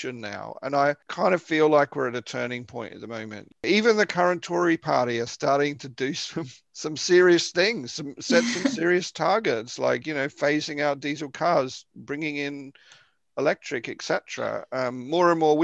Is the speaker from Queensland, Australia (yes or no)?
no; Victoria, Australia; moved away; the coast in Victoria, where I'm from